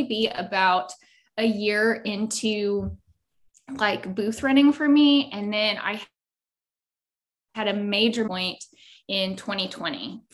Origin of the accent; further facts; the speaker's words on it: Lindale, Texas, United States; also born or lived in Dallas, Texas; I'm from a small town called Lindell, Texas. So it's deep East Texas